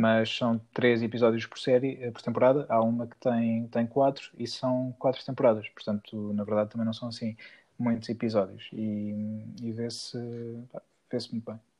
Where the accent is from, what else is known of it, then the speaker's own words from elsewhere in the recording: Peniche, Centro, Portugal; em Peniche, na minha cidade natal